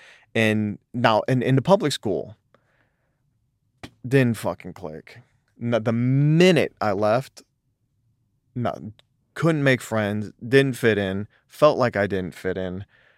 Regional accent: Detroit, Michigan, United States; born there; because I was born in Southwest Detroit in the ghetto. My whole family is very ghetto.

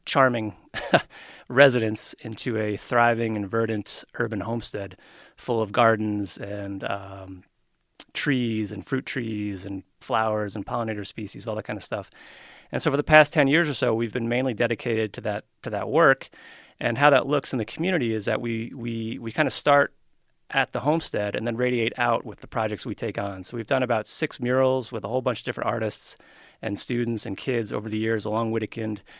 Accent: New York, United States; also born or lived in Colorado / San Francisco / Keene, New Hampshire; now in Reno, United States; I grew up in New York

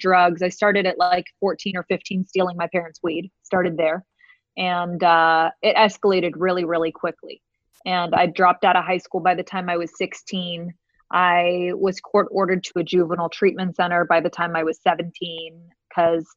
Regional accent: San Diego, California, United States; I hail from Southern California, born and raised down in San Diego.

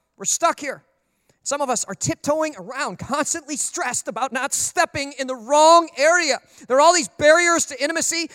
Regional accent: Minnesota, United States; growing up in Minnesota, everybody had a dog.

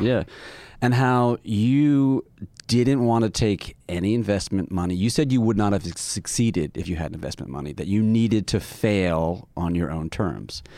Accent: Toronto, Ontario, Canada; Toronto, my hometown

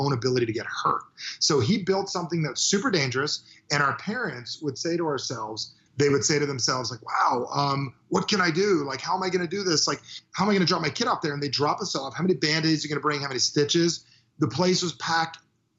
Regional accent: New Jersey, United States; I'm from New Jersey

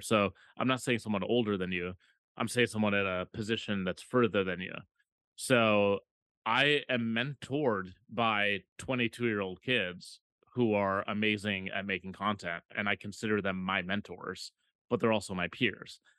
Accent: Minneapolis, Minnesota, United States; moved away; Minneapolis is my hometown

